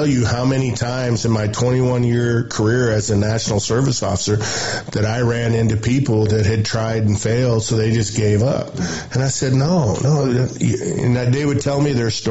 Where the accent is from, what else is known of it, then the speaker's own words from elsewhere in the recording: Lincoln, Montana, United States; I'm from Lincoln